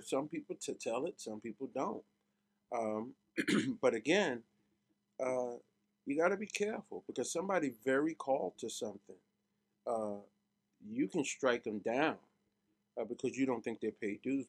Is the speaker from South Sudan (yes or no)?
no; New York City, New York, United States; moved away; Growing up in Brooklyn was everything